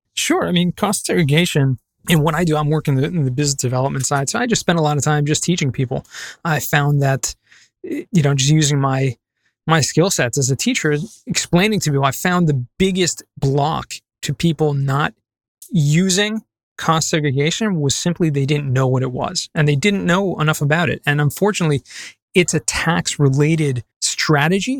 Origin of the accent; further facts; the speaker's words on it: Los Angeles, California, United States; moved away as an adult; also born or lived in San Diego; now in Jerusalem, Israel; I grew up in Southern California, um, San Fernando Valley.